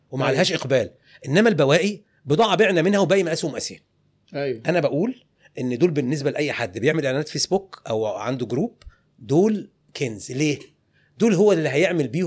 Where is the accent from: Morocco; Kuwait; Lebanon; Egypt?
Egypt; قالت لي اسم كبير في عالم الموضه عندنا في مصر